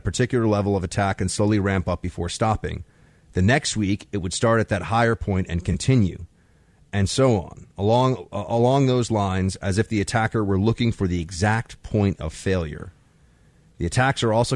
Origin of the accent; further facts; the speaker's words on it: New York, United States; I'm from New York.